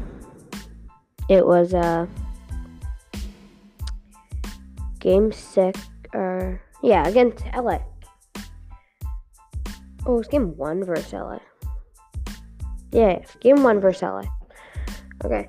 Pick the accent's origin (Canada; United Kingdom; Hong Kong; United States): Canada; I'm from Canada